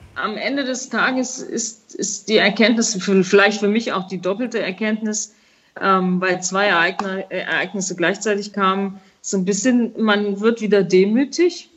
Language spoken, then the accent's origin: German; Bad Neuenahr-Ahrweiler, Rhineland-Palatinate, Germany; habe ich nach dem Abitur ein Praktikum gemacht bei Apollinaris. Das war nämlich in meinem Heimatort äh, damals angesiedelt